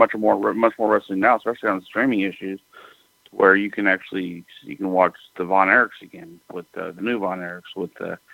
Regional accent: Texas, United States; growing up in Texas

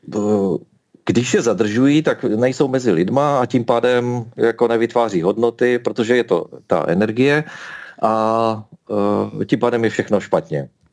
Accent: Ostrava, Moravian-Silesian Region, Czechia; Narodil jsem se v Ostravě, žiju v Ostravě, mám rád Ostravu

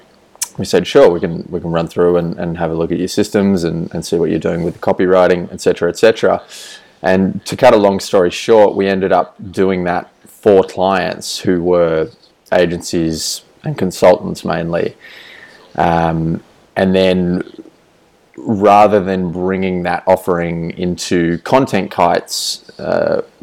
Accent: Australia; moved away as an adult; I am Australian. I was living in Australia

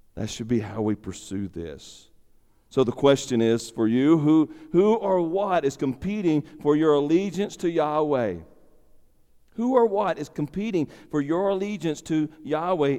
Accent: United States; my citizenship as an American

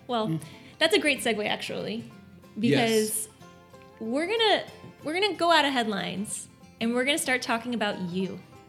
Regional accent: Miami, Florida, United States; we're from Miami.

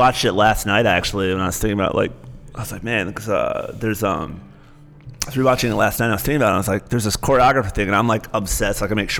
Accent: Michigan, United States; also born or lived in Cincinnati, Ohio; I'm from Michigan originally, but Cincinnati, I still think of, like, the hardest thing I ever do is get rid of my apartment there when I moved back to Michigan.

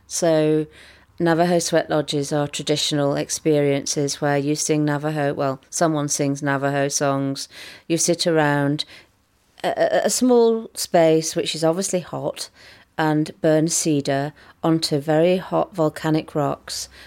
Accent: just outside of Manchester, North West England, United Kingdom; I grew up just outside of Manchester

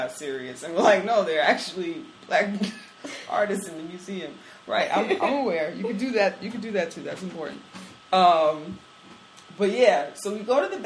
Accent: New York City, New York, United States; we're from the Bronx

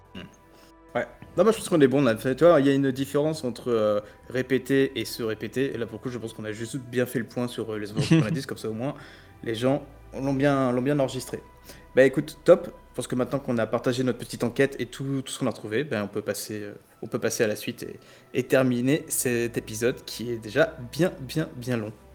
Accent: France; on est français

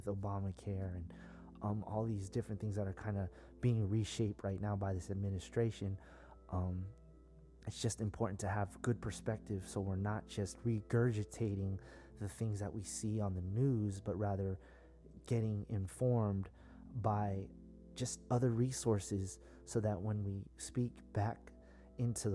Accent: South San Francisco, California, United States; I'm from the Bay Area, very San Francisco, South San Francisco, very politically charged environment, you know, Black Panthers, the hippies, all that, you know, that's where we're from

